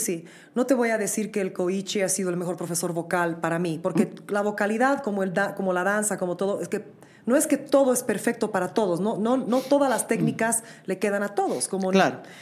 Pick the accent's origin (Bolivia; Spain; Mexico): Bolivia; moved away as an adult; also born or lived in New York, United States; nosotros como bolivianos